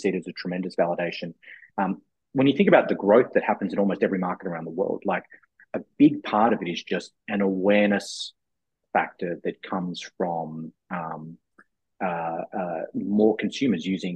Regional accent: Australia; moved away as an adult; now in United States; as an Australian coming to the US 6 years ago.

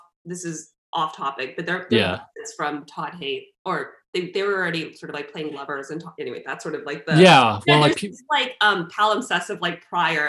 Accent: Canada; as a Canadian

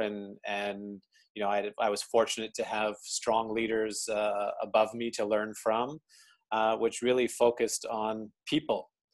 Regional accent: Calgary, Alberta, Canada; moved away as an adult; now in Tokyo, Japan; born and raised in Calgary, Alberta.

